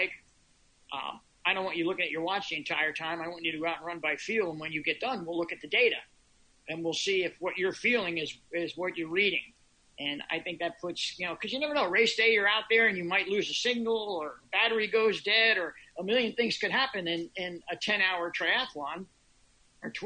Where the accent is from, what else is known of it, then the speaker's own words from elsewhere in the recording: Philadelphia, Pennsylvania, United States; also born or lived in Boulder, Colorado; now in Montauk, United States; I'm an East Coaster originally. I'm originally from the Philadelphia area